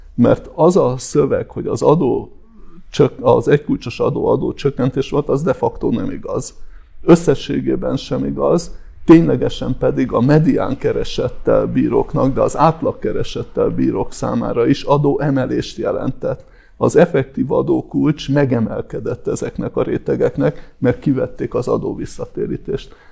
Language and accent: Hungarian; Hungary; magyarként és európaiként